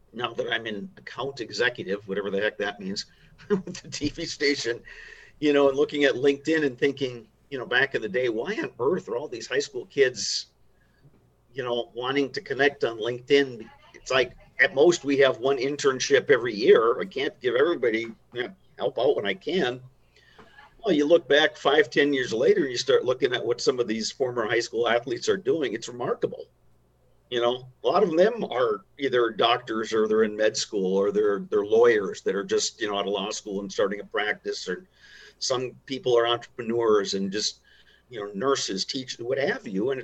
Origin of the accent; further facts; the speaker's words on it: Chisholm, Minnesota, United States; I grew up in Chisholm in the 70s.